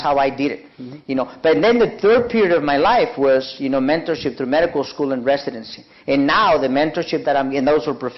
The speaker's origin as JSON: {"language": "English", "country": "Mexico", "moved": "yes", "said": "I'm from Mexico"}